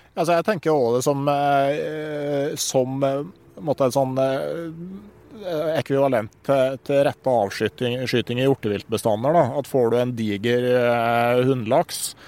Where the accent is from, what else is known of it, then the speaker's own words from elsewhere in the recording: Gausdal, Innlandet, Norway; hjemme i Gausdal